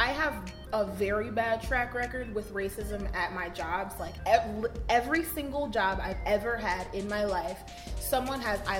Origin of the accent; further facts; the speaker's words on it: Twinsburg, Ohio, United States; I grew up in Twinsburg, right? Mm-hmm. I grew up in one of the whitest fucking suburbs.